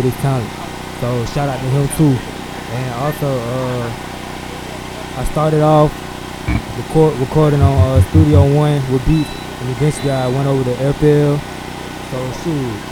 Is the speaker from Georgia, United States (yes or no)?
yes; Decatur, Georgia, United States; I'm from Decatur, Georgia, the east side to be exact